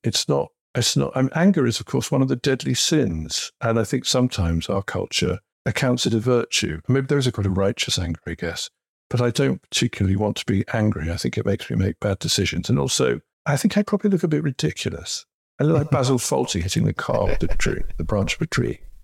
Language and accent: English; Kettering, East Midlands, United Kingdom; I grew up in Kettering in the 1960s and 70s